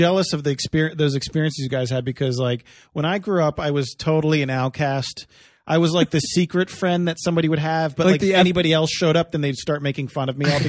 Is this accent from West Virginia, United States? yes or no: no; outside Philadelphia, New Jersey side, United States; I grew up right outside of Philadelphia on the Jersey side.